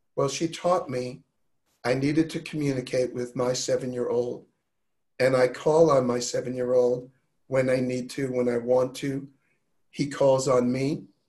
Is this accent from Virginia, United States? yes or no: no; New York, United States; I was raised in New York with a bit of a tough edge